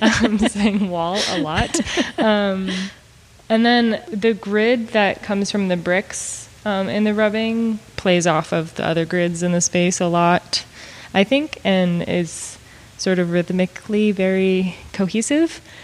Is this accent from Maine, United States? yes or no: yes; Maine, United States; moved away as an adult; also born or lived in Montana / Austin, Texas; now in Missouri, United States; I moved here from Maine, where I'm originally from